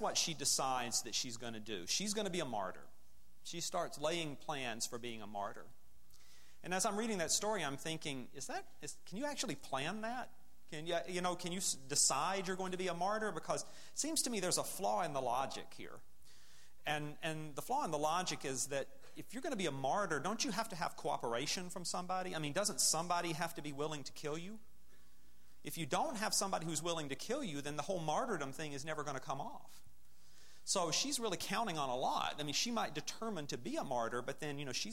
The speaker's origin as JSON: {"language": "English", "region": "Alabama", "country": "United States", "tie": "born or raised there", "also_born_or_lived": "northern Midwest", "moved": "yes", "lives_now": "Wheaton, United States", "said": "I grew up in Alabama"}